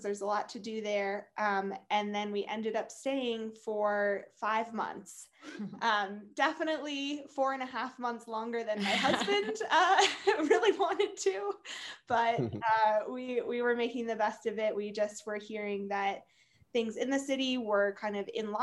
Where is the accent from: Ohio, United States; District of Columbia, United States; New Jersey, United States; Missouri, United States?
District of Columbia, United States; Washington; I am from the Washington, D.C. area. I currently am based in that area as well for work